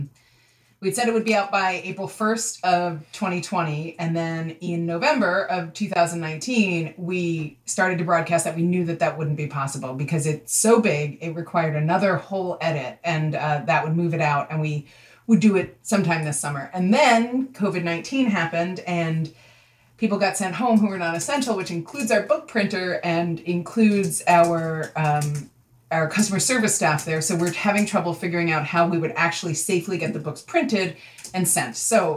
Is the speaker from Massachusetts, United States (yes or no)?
no; New York City, New York, United States; I grew up in New York City